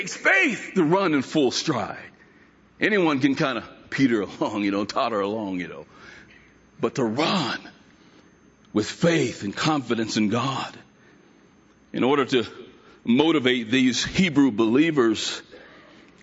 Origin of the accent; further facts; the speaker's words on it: United States; as an American